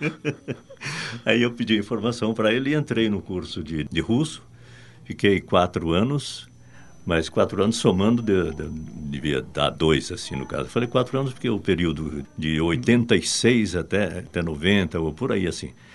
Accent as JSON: {"language": "Portuguese", "country": "Brazil", "accent": "Brazilian", "said": "A gente fica com o sotaque de, de, de, de brasileiro"}